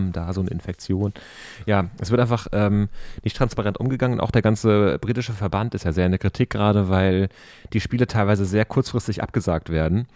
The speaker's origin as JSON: {"language": "German", "region": "Berlin", "country": "Germany", "said": "als Berliner"}